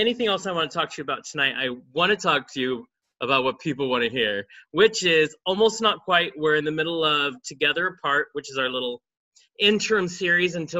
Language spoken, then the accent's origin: English; the South, United States; I'm sort of from the South